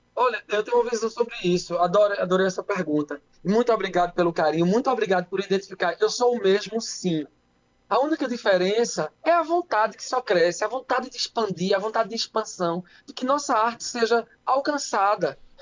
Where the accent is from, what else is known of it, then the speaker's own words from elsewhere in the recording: Altinho, Pernambuco, Brazil; Eu sou lá de Altinho, Pernambuco